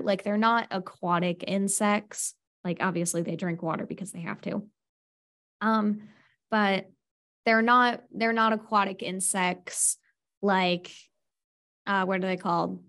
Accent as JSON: {"language": "English", "region": "Pennsylvania", "country": "United States", "said": "as an American and as a Pennsylvania"}